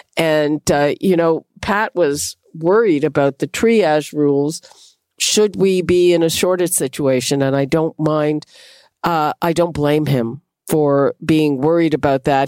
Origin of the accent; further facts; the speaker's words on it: Quebec, Canada; moved away; I grew up in Quebec.